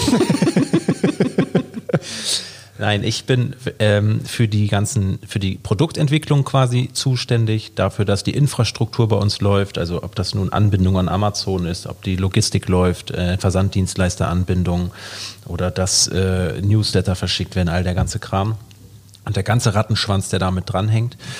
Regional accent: Hamburg, Germany; also born or lived in Norderstedt; 1985 geboren, am 5.2. im wunderschönen Hamburg.

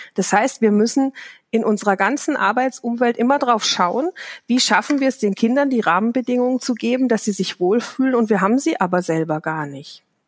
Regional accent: Baden-Württemberg, Germany; ich komme aus Südbaden

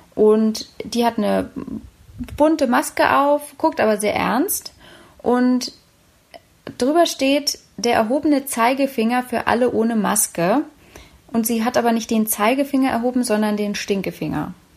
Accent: Berlin, Germany; meiner Heimatstadt, meine Mutterstadt Berlin

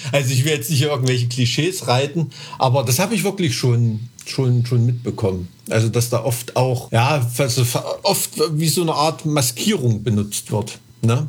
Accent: Thuringia, Germany

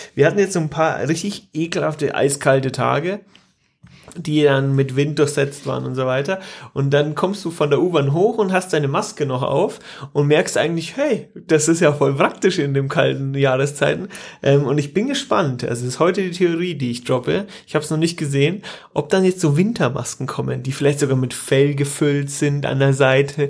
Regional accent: Germany; bei uns in Deutschland

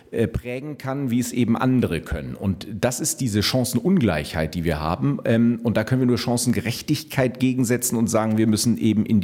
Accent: Brazil; Ich habe auch einen Migrationshintergrund. Ich bin äh, Brasilianer und fühle mich ganz gut integriert.

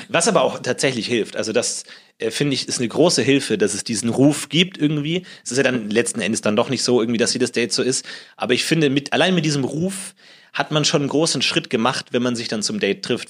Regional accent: Munich, Bavaria, Germany; moved away as an adult; now in Berlin, Germany; ich komme aus München eigentlich

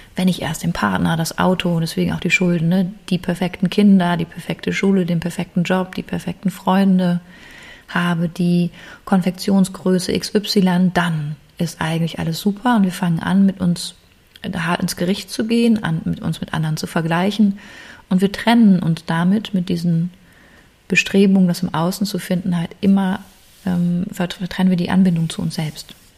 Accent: Germany; bei uns in Deutschland

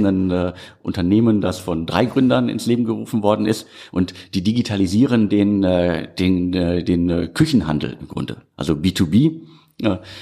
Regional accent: Ruhr area, North Rhine-Westphalia, Germany; ich bin ja ein Kind des Ruhrgebiets

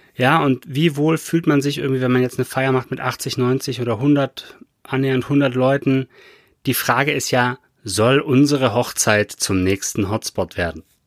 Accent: Baden-Württemberg, Germany; bei uns in Baden-Württemberg hier

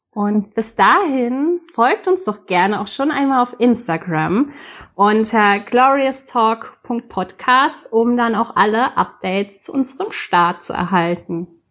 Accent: near Mainz, Rhineland-Palatinate, Germany; Ich komme aus Mainz, ich bin ein echtes Mainzer Mädchen. Zwar nicht ganz echt, ich bin nicht ganz in Mainz geboren, aber zumindest in der Umgebung

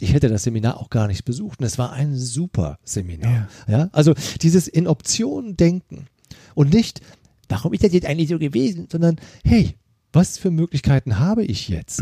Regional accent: Germany; ich komme ja aus der Eifel

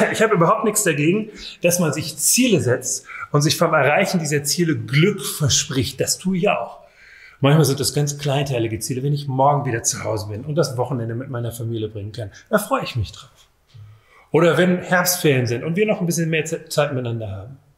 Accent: Rhineland, Germany; Es kann einen geradezu, und das ist jetzt ein rheinisches schönes Wort. Ich komme ursprünglich aus dem Rheinland.

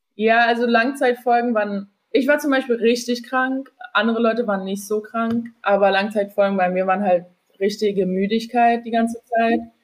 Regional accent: Germany; accent: German; moved away; also born or lived in Manhattan, New York, United States; als Deutsche in San Diego

